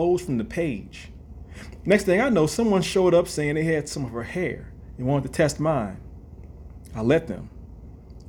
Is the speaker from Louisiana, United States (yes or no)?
yes; New Orleans, Louisiana, United States; born or raised there